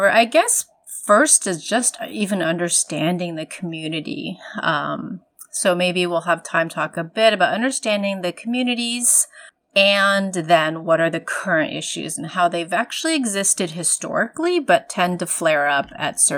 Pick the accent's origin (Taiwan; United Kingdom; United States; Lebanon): Taiwan; my family, myself, I'm an immigrant from Taiwan of Chinese heritage.